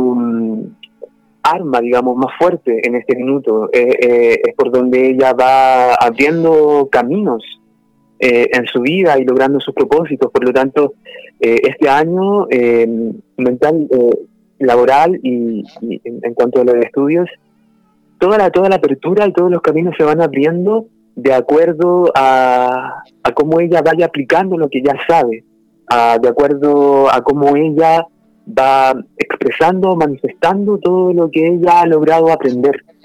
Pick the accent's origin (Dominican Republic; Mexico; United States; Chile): Chile; Los Andes, Valparaíso; Yo nací en Los Andes, que también pertenece a la quinta región de Chile. Eh, allá me crié y pasé gran parte de, mi vida, hasta que me fui a estudiar también a Valparaíso